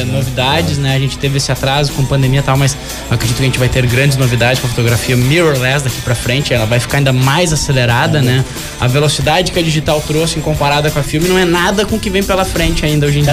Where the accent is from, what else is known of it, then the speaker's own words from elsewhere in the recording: Novo Hamburgo, Rio Grande do Sul, Brazil; moved away as an adult; now in São Paulo, Brazil; Eu lá com meus 20 anos no Rio Grande do Sul, eu sou gaúcho